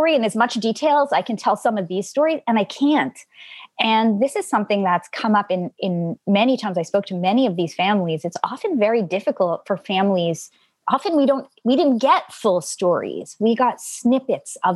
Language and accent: English; Montreal, Quebec, Canada; first language Yiddish; English is a second language; I grew up in Montreal